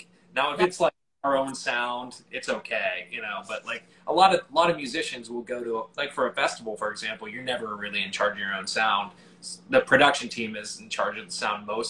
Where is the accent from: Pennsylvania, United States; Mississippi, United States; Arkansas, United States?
Pennsylvania, United States; Pittsburgh; moved away; I'm from Pittsburgh, Pennsylvania originally